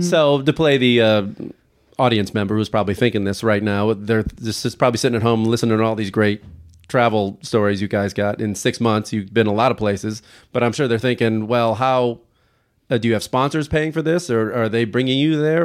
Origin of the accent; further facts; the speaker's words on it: United States; being American, like, boy, we really lucked out being born in this country